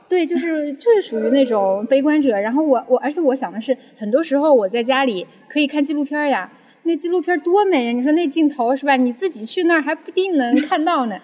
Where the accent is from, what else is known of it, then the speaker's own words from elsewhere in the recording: Chengdu, Sichuan, China; moved away as an adult; now in Shanghai, China; 一个九五后，然后是来自四川成都，所以…的熊猫也有，有一大部分原因是因为我是一个成都人，嗯，然后目前呢是在上海读博，然后我的专业是人工智能和医学的交叉领域